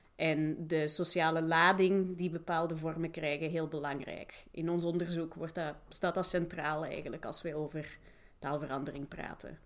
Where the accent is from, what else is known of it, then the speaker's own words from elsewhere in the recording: Flanders, Belgium; moved away as an adult; also born or lived in Manchester / Leiden; ik ben zelf Vlaming